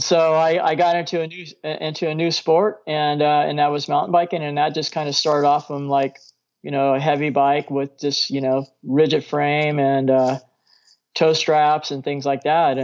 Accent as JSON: {"language": "English", "town": "Norwalk", "region": "California", "country": "United States", "tie": "born or raised there", "also_born_or_lived": "Downey, California", "said": "I grew up in Norwalk"}